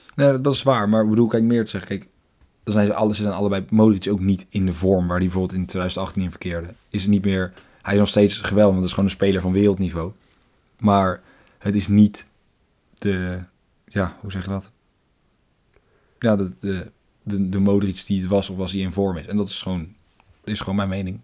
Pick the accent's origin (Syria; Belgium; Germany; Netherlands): Netherlands